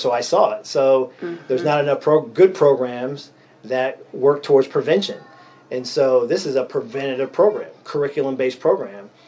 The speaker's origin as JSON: {"language": "English", "town": "Erie", "region": "Pennsylvania", "country": "United States", "tie": "born or raised there", "said": "I'm born and raised in Erie, PA, here in Erie"}